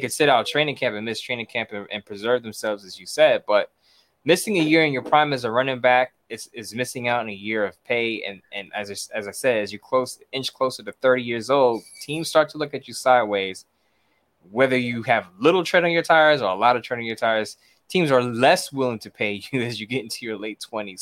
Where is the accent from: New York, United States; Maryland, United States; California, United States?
New York, United States; New York City